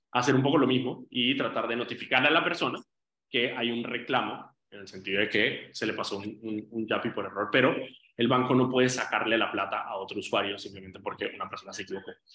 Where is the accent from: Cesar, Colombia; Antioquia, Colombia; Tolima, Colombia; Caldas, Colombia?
Antioquia, Colombia; Medellín; moved away; yo nací en, Medellín, en Colombia, y viví allí